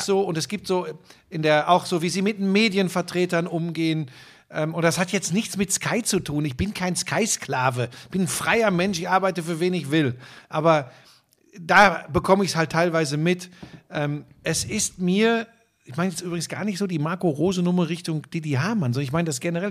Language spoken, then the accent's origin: German; Hagen, North Rhine-Westphalia, Germany; Ich bin ein Hagener Junge, bin geboren im Ruhrgebiet